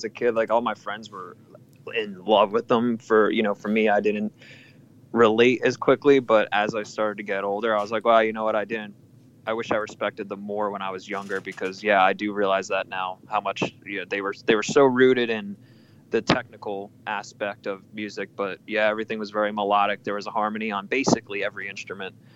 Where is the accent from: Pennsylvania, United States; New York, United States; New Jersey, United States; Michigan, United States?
New Jersey, United States; I'm from New Jersey